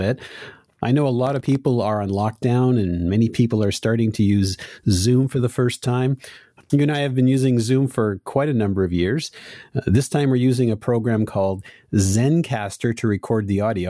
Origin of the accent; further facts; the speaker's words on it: Montreal, Quebec, Canada; I grew up in Montreal, so of course I learned French first.